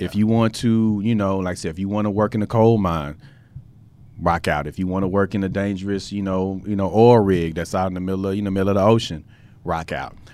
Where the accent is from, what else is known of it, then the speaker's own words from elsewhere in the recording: United States; as the American people